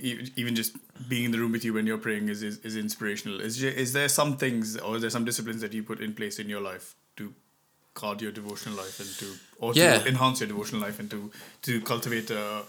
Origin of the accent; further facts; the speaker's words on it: India; because I came over from India, you know